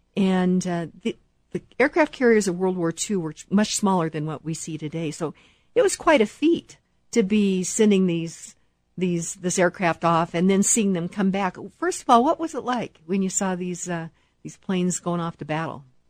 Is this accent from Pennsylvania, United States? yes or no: no; Kansas, United States; I'm from Kansas, so you know, hardworking people